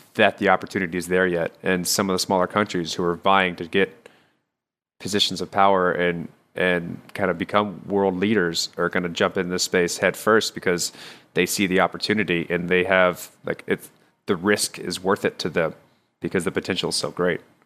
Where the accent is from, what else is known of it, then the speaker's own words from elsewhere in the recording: United States; as Americans